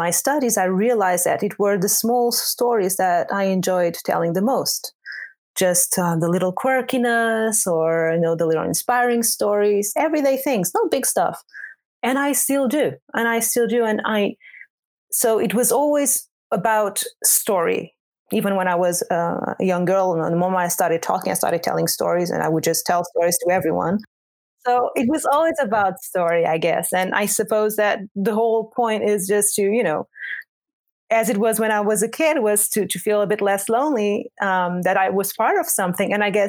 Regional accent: Portugal; moved away as an adult; also born or lived in Angola; now in Netherlands; And I was born in Angola and grew up in Portugal.

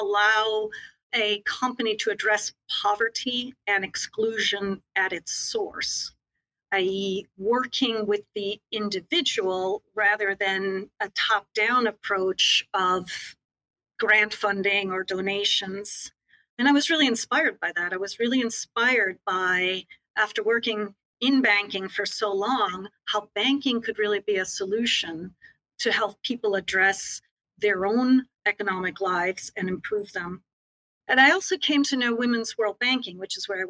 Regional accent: United States; I had the privilege of growing up in the United States.

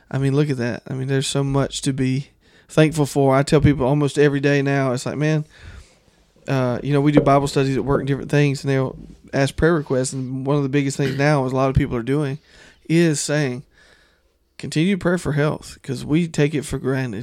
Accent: the South, United States; growing up in the South

